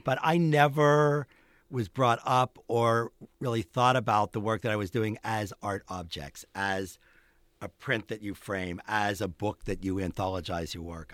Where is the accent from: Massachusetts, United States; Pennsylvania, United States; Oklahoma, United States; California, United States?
Pennsylvania, United States; Pittsburgh; moved away; also born or lived in Boulder; in Pittsburgh when I was growing up